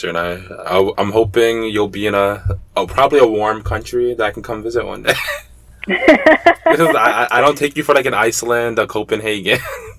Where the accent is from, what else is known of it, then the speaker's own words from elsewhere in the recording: Jamaica; Oh, yeah, that's I love mangoes. I'm Jamaican, trust me. I didn't even know y'all they had seasons. I'm a dumb American.